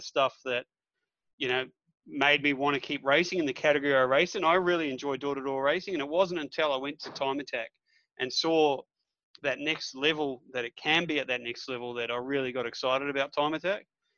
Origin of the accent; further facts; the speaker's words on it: New Zealand; moved away; I'm from New Zealand originally, so